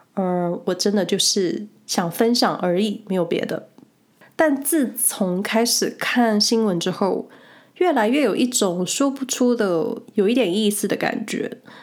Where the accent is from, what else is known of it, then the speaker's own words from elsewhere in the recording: Hsinchu, Taiwan; moved away as an adult; now in Switzerland; 我老家新竹